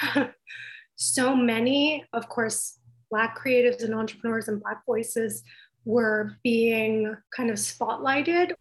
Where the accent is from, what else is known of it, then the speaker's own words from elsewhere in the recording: Baffin Island, Nunavut, Canada; now in Toronto, Canada; I grew up on Baffin Island